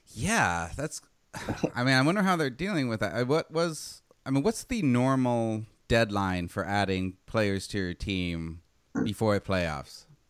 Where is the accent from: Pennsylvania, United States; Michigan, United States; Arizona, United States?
Arizona, United States; growing up in Arizona